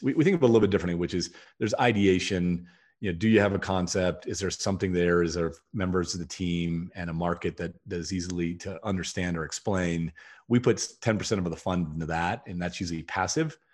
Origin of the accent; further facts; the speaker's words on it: Toledo, Ohio, United States; I grew up in Toledo, Ohio.